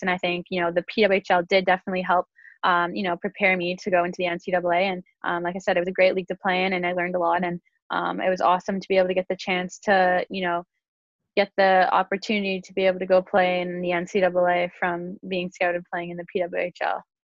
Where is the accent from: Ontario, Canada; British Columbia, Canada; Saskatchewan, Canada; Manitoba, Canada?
Ontario, Canada; Milton; I grew up in Milton and I started playing hockey when I was around 7 years old